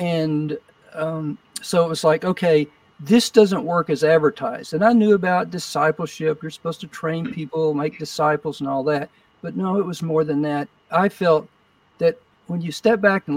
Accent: Odessa, Texas, United States; also born or lived in Austin, Texas / Houston, Texas / Arizona / New York; Odessa, probably my hometown, had probably 70,000 people at the time

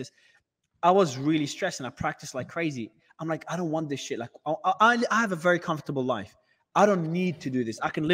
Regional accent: Australia; moved away as an adult; also born or lived in Lebanon; now in Dubai, United Arab Emirates; I was born in Lebanon. I migrated to Australia as a kid back in primary school. So I've lived in Australia all my life

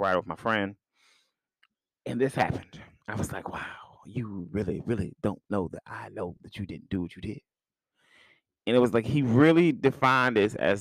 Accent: United States; I'm American

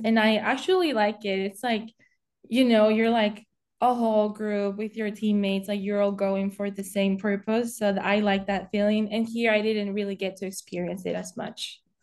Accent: Spain; moved away as an adult; now in Indianapolis, United States; I'm originally from Spain, and I'm 20 years old, and I moved into the United States um, when I was 18

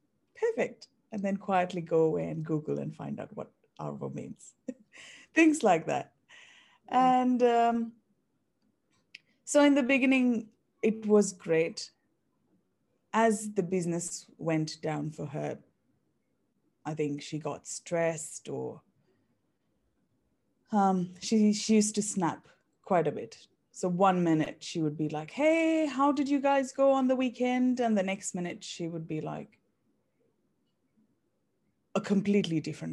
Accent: India; moved away as an adult; now in Australia; I was born and raised in India, and I moved to Australia in 2011.

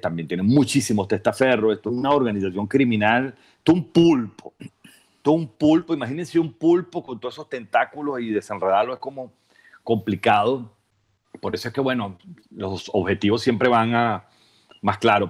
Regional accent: Venezuela; somos triunfadores, ganadores

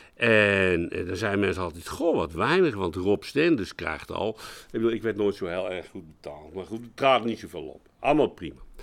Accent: Utrecht, Netherlands; ik ben Utrechter, geen Amsterdam

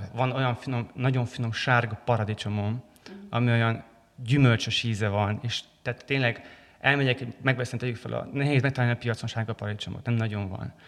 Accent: Transylvania, Romania; mivel erdélyi vagyok

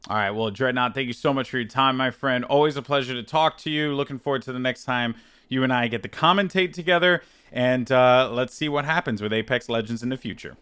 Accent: New York, United States; as a New Yorker

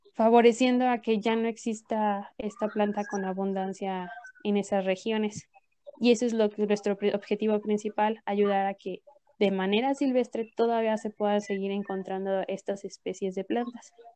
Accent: Mexico; nosotros como mexicanos

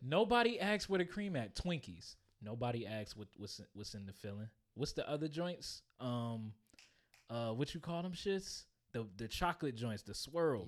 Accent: PG County, Southern Maryland, United States; moved away as an adult; now in Virginia, United States; I grew up in Maryland, but I became a full working, bill-paying man

